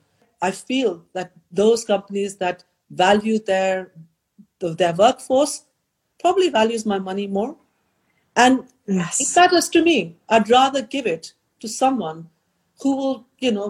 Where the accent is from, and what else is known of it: India; born or raised there